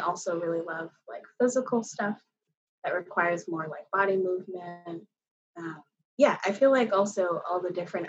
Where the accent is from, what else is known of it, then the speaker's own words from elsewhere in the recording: Yarmouth, Nova Scotia, Canada; now in Halifax, Canada; I was born and I grew up in Yarmouth, Nova Scotia.